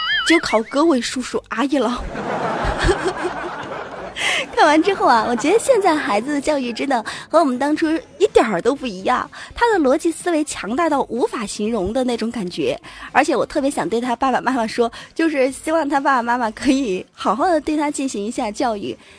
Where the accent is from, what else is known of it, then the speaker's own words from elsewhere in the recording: Wenzhou, Zhejiang, China; accent: Wenzhou dialect; 其实除了会说恩施话以外，我还会说温州话。据说啊，我们温州话是在以前打仗的时候啊，通讯兵都用温州话来交流。